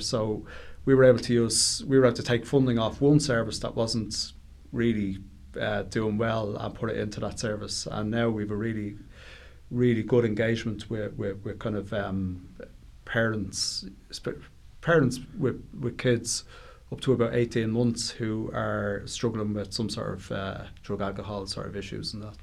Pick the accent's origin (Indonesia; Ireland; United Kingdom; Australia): Ireland; Dublin, Leinster; I grew up in Ballymun